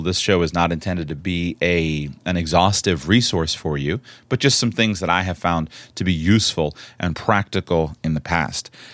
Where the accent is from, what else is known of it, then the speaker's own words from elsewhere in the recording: Florida, United States; I was born and raised in Florida